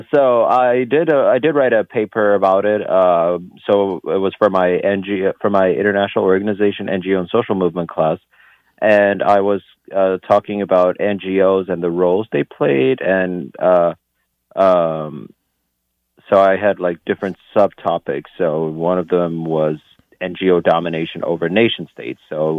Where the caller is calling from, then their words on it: Lisbon, Portugal; calling from Lisbon.